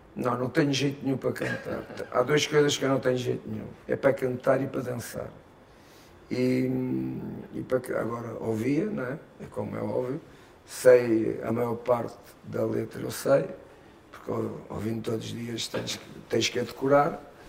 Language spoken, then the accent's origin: Portuguese; Portugal; moved away as an adult; now in Brazil